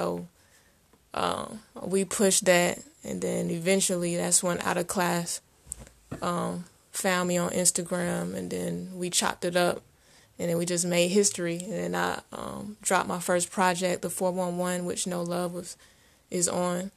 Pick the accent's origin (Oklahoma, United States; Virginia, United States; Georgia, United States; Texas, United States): Georgia, United States; Atlanta; also born or lived in San Diego, California; I'm raised in Atlanta, the South Side.